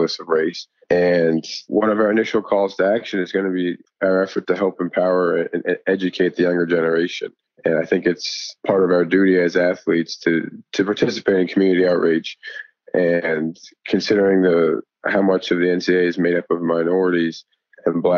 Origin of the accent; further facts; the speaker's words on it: Boston, Massachusetts, United States; moved away; also born or lived in Davidson; growing up in Boston